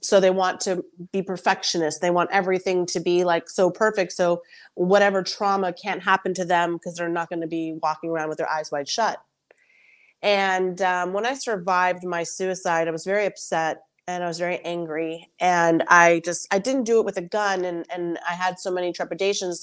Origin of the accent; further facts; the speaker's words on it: United States; I'm a first generation American, so I'm Colombian American